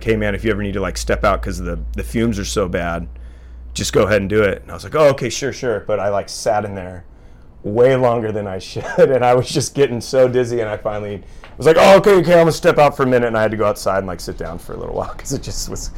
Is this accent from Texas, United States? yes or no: no; Santa Barbara, California, United States; I grew up in Santa Barbara, and so there's a lot of, you know, like shaping history out of Santa Barbara area